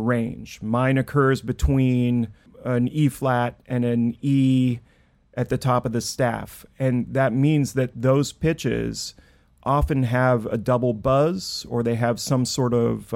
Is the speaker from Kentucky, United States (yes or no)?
no; Clatskanie, Oregon, United States; now in Brooklyn, United States; I grew up in Clatskanie, Oregon, the birthplace of Raymond Carver, and I now live in Brooklyn, New York.